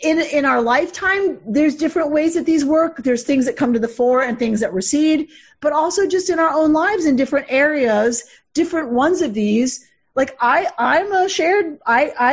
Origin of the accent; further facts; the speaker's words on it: United States; also born or lived in Duluth, Minnesota; Me as an American Jew